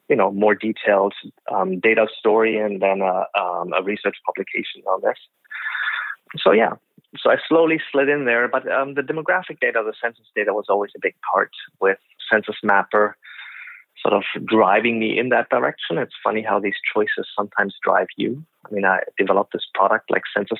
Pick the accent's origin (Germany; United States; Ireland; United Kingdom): Germany; moved away as an adult; also born or lived in Calgary, Canada; now in Vancouver, Canada; I grew up in Germany